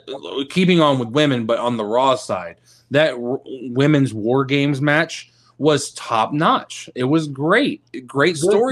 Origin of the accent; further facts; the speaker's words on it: Texas, United States; I'm from Texas, man.